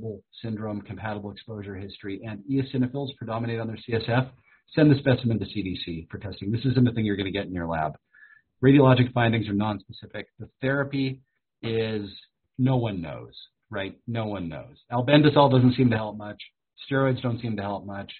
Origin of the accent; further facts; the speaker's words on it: Minnesota, United States; moved away; I was born in Minnesota